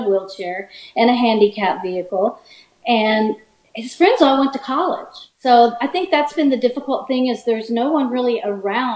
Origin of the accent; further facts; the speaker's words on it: the South, United States; I'm from the South